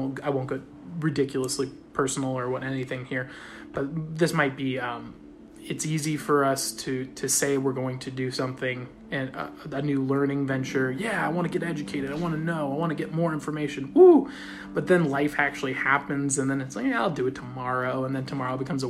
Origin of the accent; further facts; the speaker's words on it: Australia; I'm Australian.